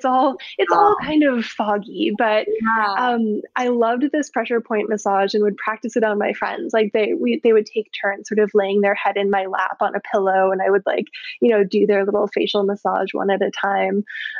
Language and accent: English; Baden-Württemberg, Germany; also born or lived in Canada; So I was born in Canada. We moved to Germany when I was 11, just turned 11, and lived in this region in the very south of Germany on the border of Austria and Switzerland where there's this gorgeous lake and rolling hills and orchards and vineyards